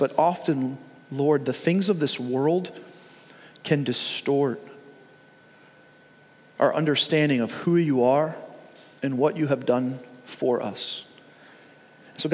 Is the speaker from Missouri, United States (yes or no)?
no; Long Island, New York, United States; I grew up in New York. I grew up in Long Island.